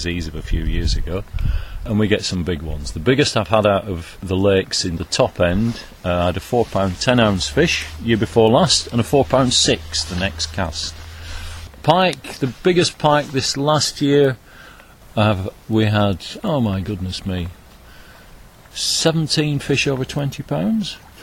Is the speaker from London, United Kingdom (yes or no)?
no; Oswaldtwistle, North West England, United Kingdom; also born or lived in Lake District; I was brought up in Oswaldwistle